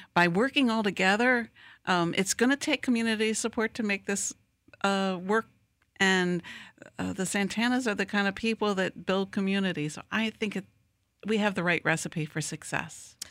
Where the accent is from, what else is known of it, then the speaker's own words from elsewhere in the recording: Wilmington, Delaware, United States; now in Lakeland, United States; I grew up in Wilmington, Delaware